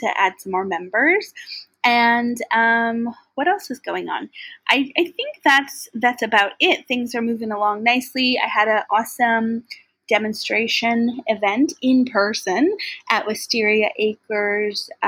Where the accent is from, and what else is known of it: Maple Ridge, British Columbia, Canada